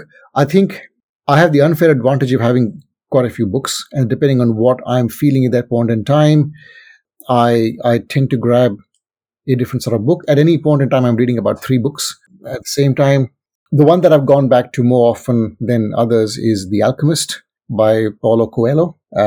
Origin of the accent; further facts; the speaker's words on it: India; moved away; growing up in India, it's a very different culture to what is here. And I mean, I've lived in this country for a good 23 years now. And so this is home.